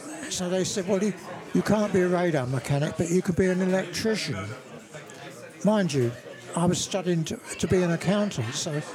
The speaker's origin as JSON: {"language": "English", "town": "Twickenham", "region": "London", "country": "United Kingdom", "tie": "born or raised there", "said": "In the borough of Twickenham."}